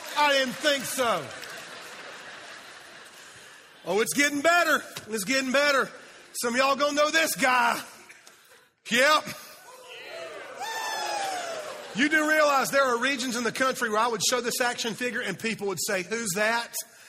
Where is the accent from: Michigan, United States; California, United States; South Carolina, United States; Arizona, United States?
South Carolina, United States; Fountain Inn; See, I am from Fountain Inn, South Carolina.